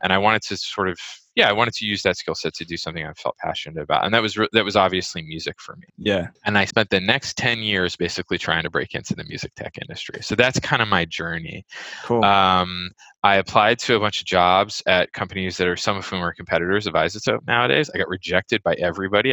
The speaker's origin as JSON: {"language": "English", "area": "Bay Area", "region": "California", "country": "United States", "tie": "born or raised there", "also_born_or_lived": "Brooklyn, New York", "moved": "as an adult", "lives_now": "New York, United States", "said": "I grew up in the Bay Area in oh, California."}